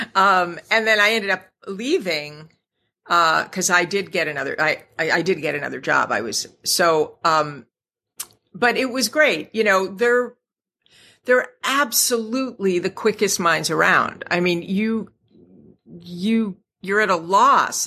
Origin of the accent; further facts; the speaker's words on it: Scranton, Pennsylvania, United States; I'm from Scranton, Pennsylvania